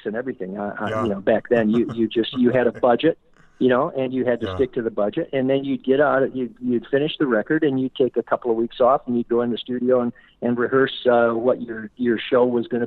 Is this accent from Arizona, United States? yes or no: no; Flint, Michigan, United States; We grew up in Flint listening to WAMM